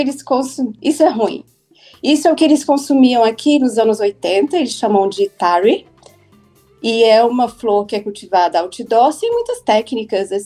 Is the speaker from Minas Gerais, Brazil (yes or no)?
no; Brasília, Federal District, Brazil; now in Cape Town, South Africa; eu sou de Brasília, eu sou jornalista